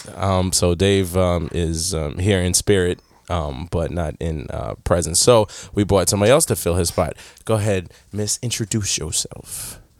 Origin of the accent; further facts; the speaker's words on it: New York, United States; moved away; also born or lived in Michigan / Europe; born and raised in New York